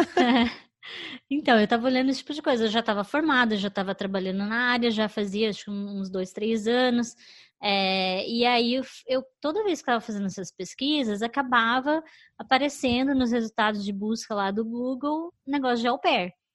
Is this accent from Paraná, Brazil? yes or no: yes; Curitiba, Paraná, Brazil; moved away as an adult; also born or lived in Chicago, United States; now in New York, United States; Eu nasci, morei a vida inteira lá em Curitiba